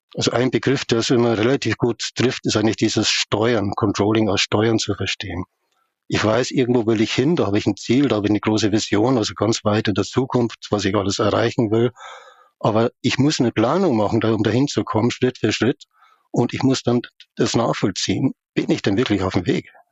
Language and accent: German; Upper Palatinate and Munich, Bavaria, Germany; aufgewachsen in der Oberpfalz und in München